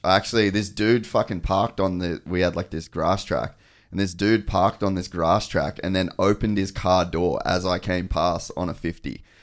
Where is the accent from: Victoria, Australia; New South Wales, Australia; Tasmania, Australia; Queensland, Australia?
Queensland, Australia; Cairns; I grew up in Cairns